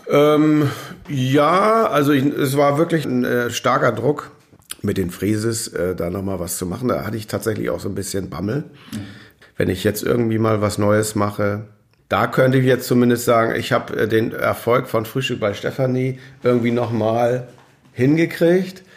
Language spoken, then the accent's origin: German; Dithmarschen, Schleswig-Holstein, Germany; moved away as an adult; also born or lived in Meldorf; now in Hamburg, Germany; Ich bin Dithmarscher in Hamburg.